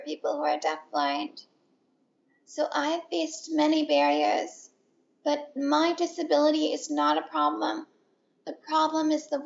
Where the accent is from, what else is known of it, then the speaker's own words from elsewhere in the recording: San Francisco Bay Area, California, United States; also born or lived in Boston; I grew up in the San Francisco Bay Area, which happens to be the heart of the disability rights movement